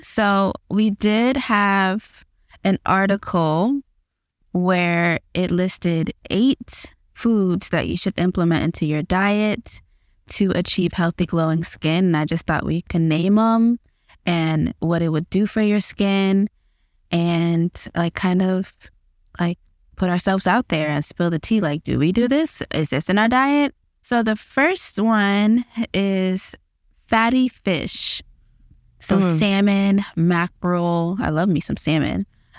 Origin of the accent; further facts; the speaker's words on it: Bahamas; We're from the Bahamas, so we eat a lot of fish.